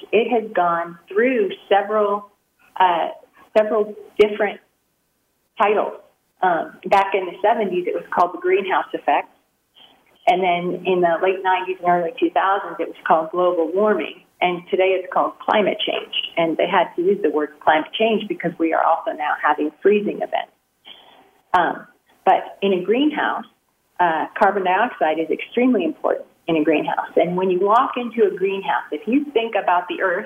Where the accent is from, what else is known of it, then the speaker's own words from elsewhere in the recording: San Joaquin Valley, Sacramento Valley, California, United States; I grew up in the San Joaquin Valley, Sacramento Valley